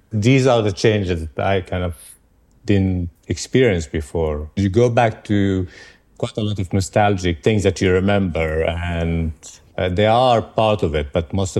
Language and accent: English; Tel Aviv, Tel Aviv District, Israel; also born or lived in Jerusalem; I grew up in Jerusalem and then Tel Aviv in 70s, 80s, where it was still kind of naive, thinking everything is going to be fine.